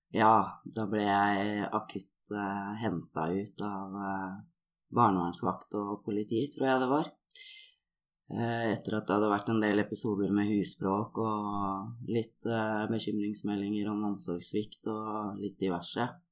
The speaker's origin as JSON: {"language": "Norwegian", "region": "Oslo", "country": "Norway", "tie": "born or raised there", "said": "Jeg blei født i Oslo"}